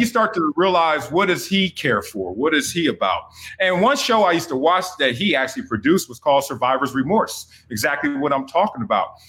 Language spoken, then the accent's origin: English; Los Angeles, California, United States; I grew up in Los Angeles, Compton, California, South Central in the 70s, in the 80s